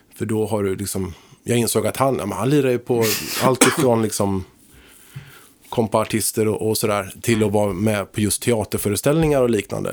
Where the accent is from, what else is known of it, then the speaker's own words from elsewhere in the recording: Högsby, Kalmar County, Sweden; moved away; jag kommer ifrån Småland från början, en liten by där